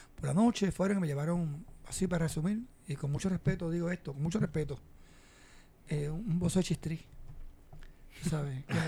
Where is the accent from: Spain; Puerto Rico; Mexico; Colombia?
Puerto Rico; Cabo Rojo; Yo soy de Cabo Rojo